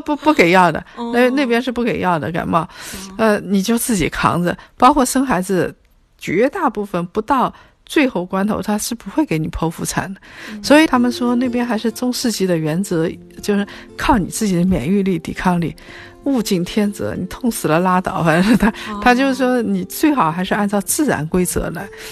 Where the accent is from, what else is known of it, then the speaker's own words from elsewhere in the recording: China; 我们中国人大概三个人分，四个人分